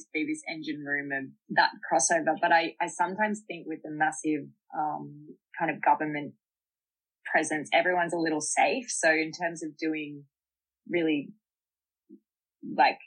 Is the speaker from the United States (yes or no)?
no; Canberra, Australian Capital Territory, Australia; also born or lived in Sydney / Yass; I've been Canberra-based, surrounds for most of my life, but I went to school in Sydney and then come back to Canberra for uni